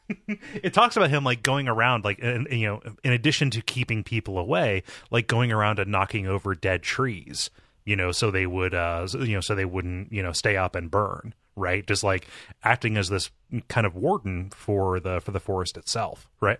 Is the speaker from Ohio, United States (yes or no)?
yes; Ohio, United States; my home state